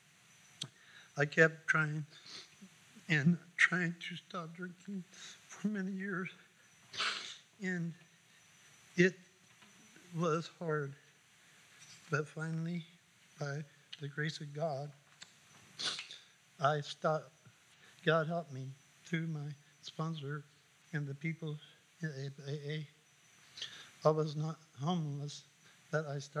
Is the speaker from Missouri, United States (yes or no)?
no; Anderson, Indiana, United States; I was born in Anderson, Indiana. I grew up with my mom and dad, four sisters and three brothers